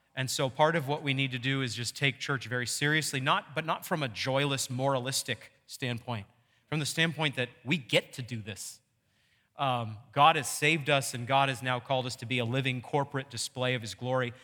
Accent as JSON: {"language": "English", "region": "Maine", "country": "United States", "tie": "born or raised there", "said": "when I was growing up in Maine"}